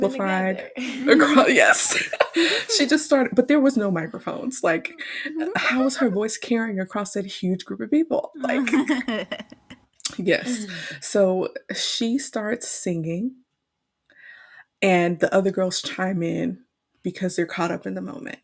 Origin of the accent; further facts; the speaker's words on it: Houston, Texas, United States; we grew up in Houston